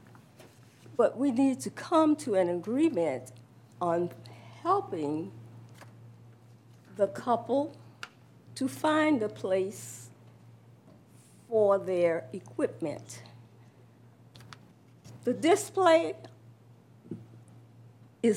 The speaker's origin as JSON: {"language": "English", "country": "United States", "tie": "born or raised there", "said": "I was born on Bill Carter Road in a house, one house away from the property"}